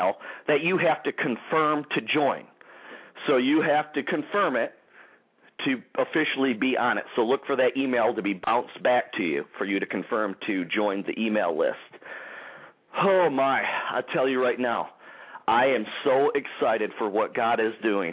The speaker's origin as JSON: {"language": "English", "town": "Detroit", "region": "Michigan", "country": "United States", "tie": "born or raised there", "said": "Rochester Hills, Michigan, the Detroit area, my hometown, baby, the Motor City area"}